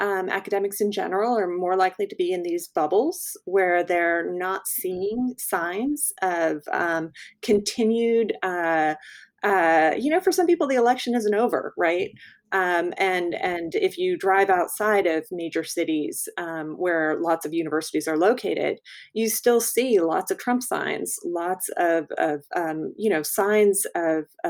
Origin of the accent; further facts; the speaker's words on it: Texas, United States; I'm speaking as a Texan here